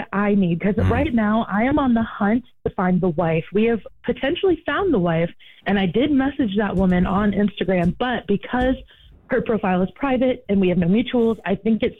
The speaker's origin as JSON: {"language": "English", "region": "Maine", "country": "United States", "moved": "yes", "said": "I'm from originally from Maine, so I have a 207 area code."}